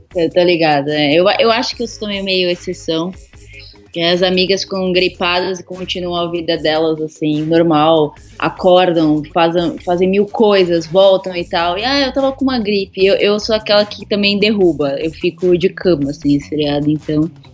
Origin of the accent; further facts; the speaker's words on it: São Paulo, Brazil; eu sou aqui de São Paulo mesmo, né? É, originária da Zona Leste, hoje em dia eu moro no centro.